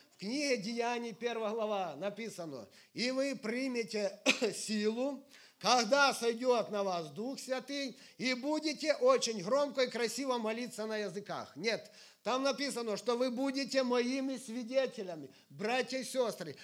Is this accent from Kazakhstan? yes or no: no; Sumy Oblast, Ukraine; я из Украины, живу э, в северной, в северной части Украины, это Сумская область